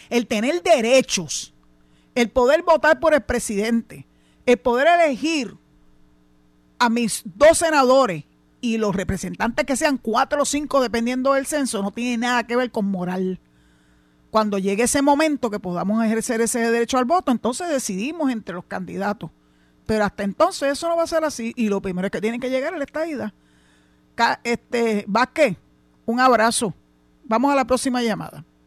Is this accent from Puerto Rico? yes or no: yes; San Juan, Puerto Rico; now in Cabo Rojo, Puerto Rico; yo nací y me crié en San Juan